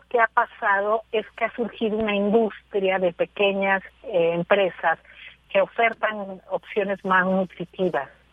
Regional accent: Mexico

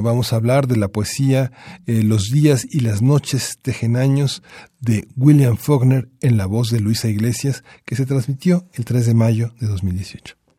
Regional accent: Mexico; somos eh, los mexicanos

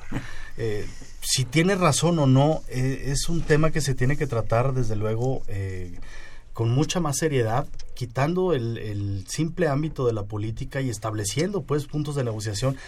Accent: Mexico; yo como mexicano

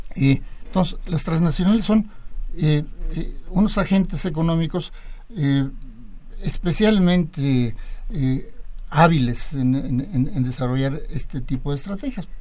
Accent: Mexico

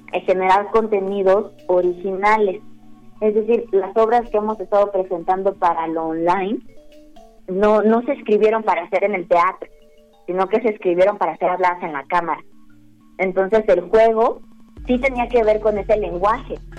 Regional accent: Mexico; now in Mexico City, Mexico; yo no soy, yo no nací en Ciudad de México

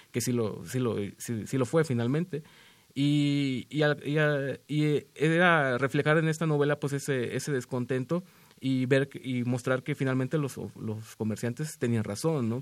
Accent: Tampico, Tamaulipas, Mexico; moved away as an adult; now in Mexico City, Mexico; yo nací en Tampico, eh, yo llevo cuatro años residiendo aquí en la, en la Ciudad de México

